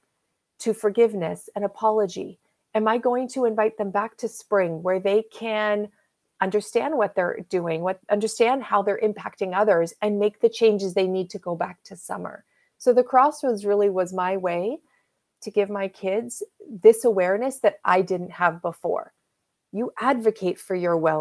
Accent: Canada; I'm Canadian. I live in the Pacific Northwest

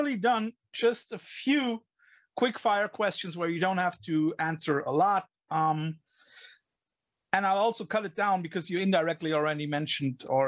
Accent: Cologne, North Rhine-Westphalia, Germany; moved away; my hometown and where you are now living, Cologne

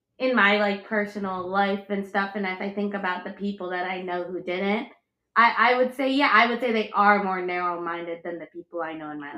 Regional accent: suburbs of Chicago, Illinois, United States; moved away as an adult; growing up in the suburbs of Chicago where we were

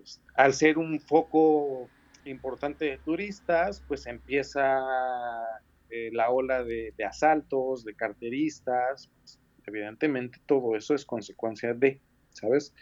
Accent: Mexico City, Mexico; moved away as an adult; now in Barcelona, Spain; yo soy de la Ciudad de México

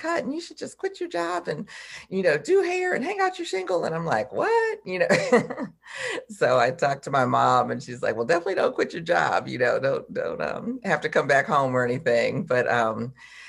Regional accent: Detroit, Michigan, United States; I'm from Detroit originally

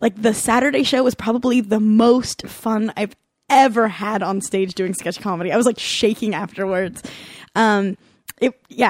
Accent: Southern California, United States; I'm from Southern California

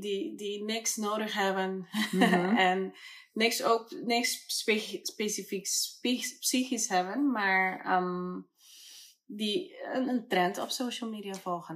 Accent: Curaçao; now in Amsterdam, Netherlands; En ik ben op Curaçao geboren.

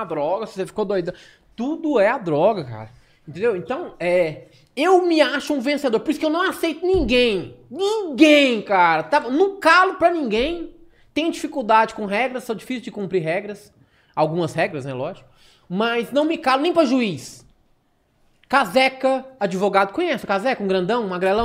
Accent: Araguari, Minas Gerais, Brazil; also born or lived in Uberlândia / Pará / Patrocínio; Nascido e criado em Araguari.

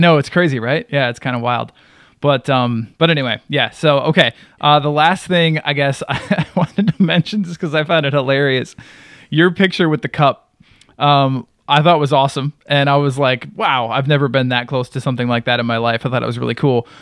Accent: Wisconsin, United States; now in North Carolina, United States; I lived in Wisconsin for, for quite some time. I would consider that, like, my home state

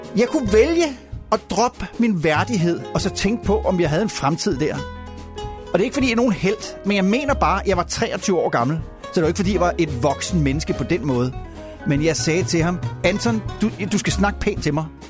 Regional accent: Denmark; moved away; hjemme i Danmark

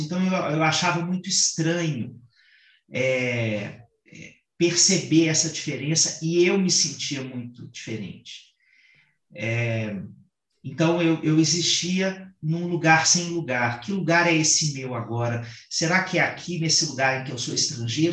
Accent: Sertão of Minas Gerais, Brazil; eu venho de uma família sertaneja, né, e que é, tem uma característica no sertão pelo menos no sertão mineiro, de onde eu venho

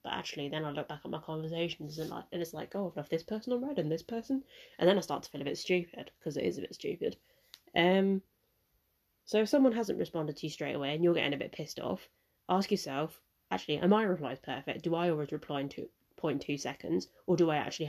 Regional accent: Mauritius; I'm from Mauritius

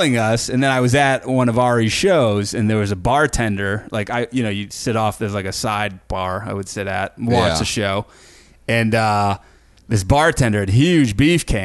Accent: outside of Boston, Massachusetts, United States; moved away; where I grew up outside of Boston

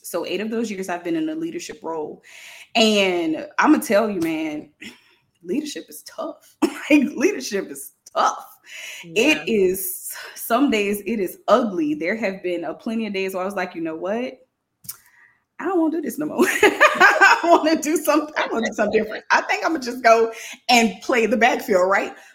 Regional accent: New Orleans, Louisiana, United States; now in Baton Rouge, United States; I am from New Orleans, Louisiana, y'all, but I live in Baton Rouge right now

